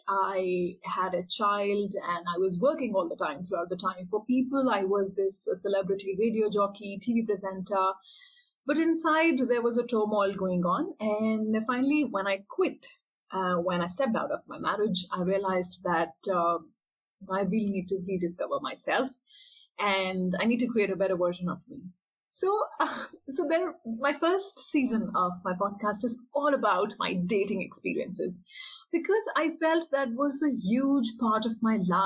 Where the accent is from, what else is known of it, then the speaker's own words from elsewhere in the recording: India; first language Hindi; English is a second language; So my podcast is a mix of English and Hindi. Hindi is my mother tongue. Generally, in English, what you say is your primary language. In India, we say it as our mother tongue.